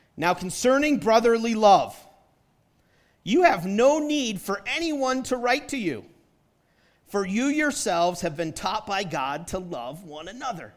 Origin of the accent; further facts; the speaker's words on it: New Hampshire, United States; also born or lived in Detroit area, Michigan; now in Utah, United States; I grew up in New Hampshire